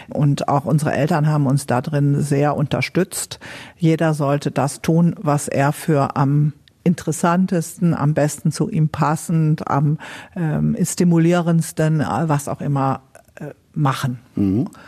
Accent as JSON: {"language": "German", "region": "North Rhine-Westphalia", "country": "Germany", "tie": "born or raised there", "said": "Meine Heimat ist der Niederrhein. Aber ich empfinde es als unwahrscheinlich bereichernd, dass Deutschland diese dezentralen Kulturen hat."}